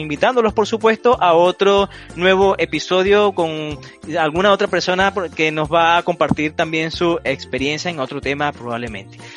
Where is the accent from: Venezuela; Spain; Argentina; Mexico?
Venezuela; moved away; E, por esa razón, por ese motivo salimos de, de Venezuela, eh, a, salir adelante, a emprender, a buscar una, un mejor porvenir, una, una mejor vida para nosotros, para nuestras familias.